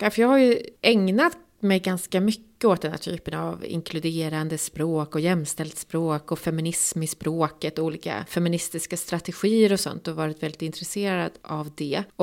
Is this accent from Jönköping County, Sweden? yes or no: no; Gävle, Gävleborg County, Sweden; det vet jag för jag kommer ju från Gävle.